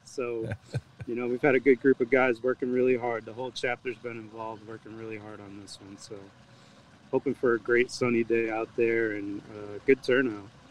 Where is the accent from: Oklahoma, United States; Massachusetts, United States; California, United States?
Massachusetts, United States; now in Jacksonville, United States; I'm originally from Massachusetts